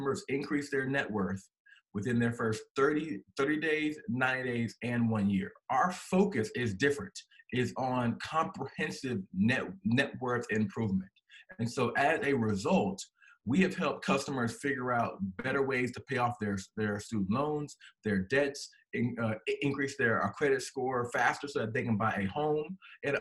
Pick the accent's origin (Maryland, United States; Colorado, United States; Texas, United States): Maryland, United States; moved away as an adult; now in North Carolina, United States; I am born and raised in Maryland